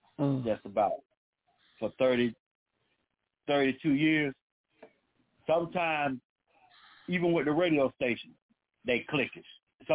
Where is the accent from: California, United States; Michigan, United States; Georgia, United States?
Georgia, United States; Augusta; I'm from Augusta, Georgia.